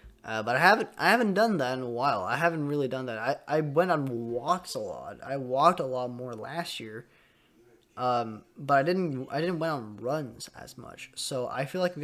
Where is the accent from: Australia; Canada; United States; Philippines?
Canada; I'm Canadian